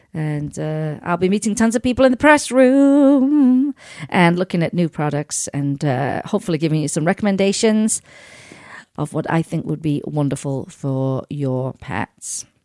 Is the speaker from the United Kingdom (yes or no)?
yes; Sheffield, Yorkshire and the Humber, United Kingdom; moved away; my hometown, Sheffield in England